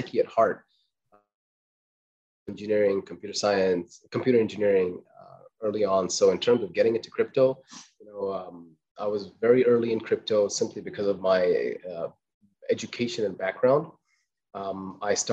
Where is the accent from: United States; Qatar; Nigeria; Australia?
Qatar; I was born in Qatar, raised in Qatar